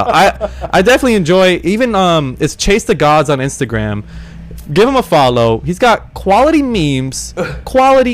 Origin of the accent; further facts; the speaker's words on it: Downey, California, United States; I grew up in Downey